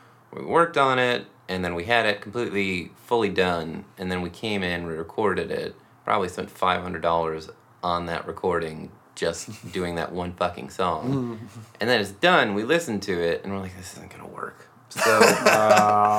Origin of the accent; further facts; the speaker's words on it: Rochester, New York, United States; now in Seattle, United States; And I am from Rochester, New York.